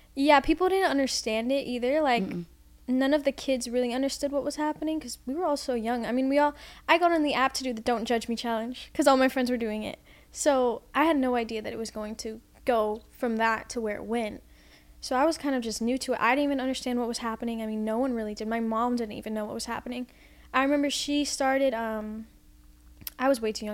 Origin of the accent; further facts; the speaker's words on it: Orlando, Florida, United States; also born or lived in Los Angeles, California; I grew up in Orlando